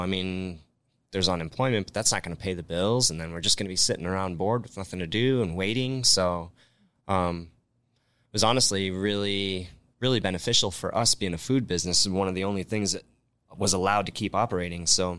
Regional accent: Rockford, Illinois, United States; now in Las Vegas, United States; Well, growing up in Rockford, Illinois, like I said, we were just a tavern style town for the most part.

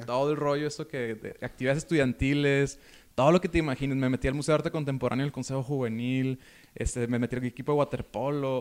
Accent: Ensenada, Baja California, Mexico; now in Monterrey, Mexico; yo soy de Ensenada

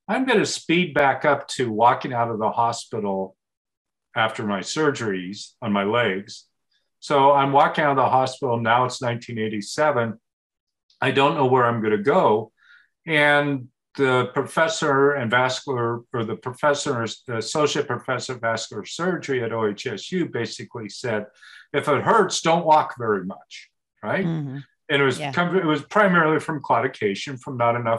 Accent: Portland, United States; I grew up in Portland

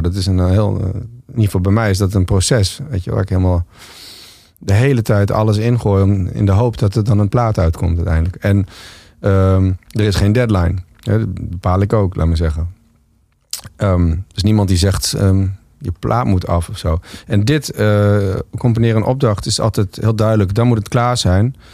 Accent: Winsum, Groningen, Netherlands; ik groeide op in Winsum

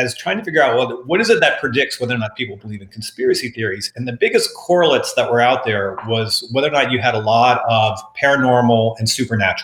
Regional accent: Texas, United States; moved away; I'm from Texas and I have enough relatives back in Texas

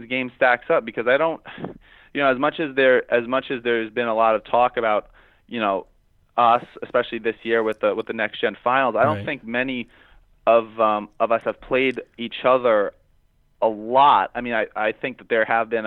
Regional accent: Rhode Island, United States; I grew up in Rhode Island. I grew up playing on indoor tennis

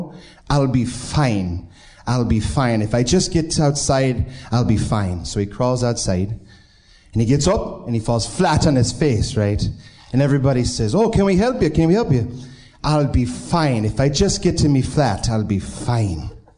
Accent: Binghamton, New York, United States; now in Pittsburgh, United States; Originally, I'm from Binghamton, New York, but now I live in Pittsburgh.

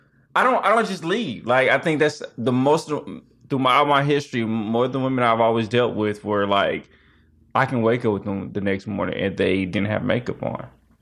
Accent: Kansas City, Missouri, United States; So originally I'm from Kansas City, Missouri, and I was an R&B singer.

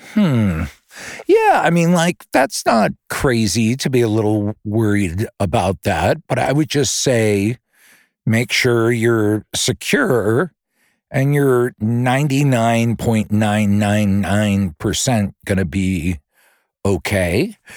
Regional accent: outside Philly, Pennsylvania, United States; I grew up in Pennsylvania for the most part, outside Philly

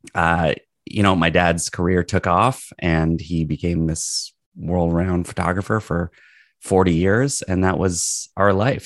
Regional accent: Toronto, Ontario, Canada; I'm a Toronto boy. I, I was in Toronto early on and then moved out of the city

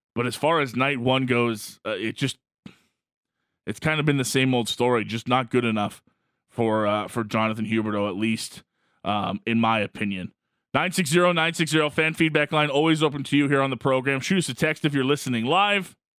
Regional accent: Calgary, Alberta, Canada; someone that's been born and raised in Calgary

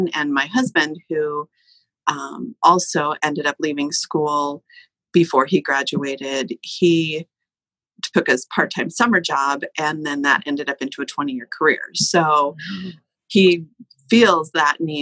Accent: La Conner, Washington, United States; also born or lived in Bellingham; I was raised in Laconer and graduated from Laconer High School

